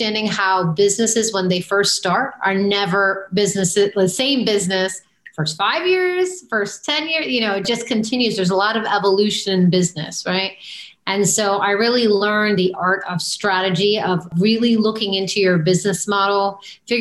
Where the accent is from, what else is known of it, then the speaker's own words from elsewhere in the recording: Maryland, United States; moved away as an adult; I grew up in Maryland outside of Washington, D.C.